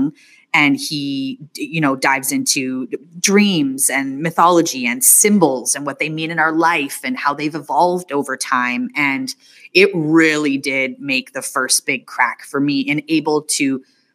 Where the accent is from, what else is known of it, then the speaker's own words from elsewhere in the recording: Northern Canada, Canada; coming from Northern Canada